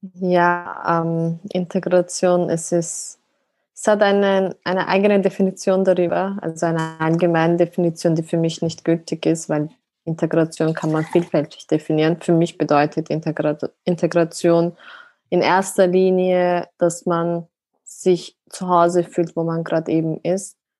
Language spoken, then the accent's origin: German; Austria; meine Wurzeln sind ursprünglich aus der Türkei, aber bin selber in Österreich geboren, also bin Österreicherin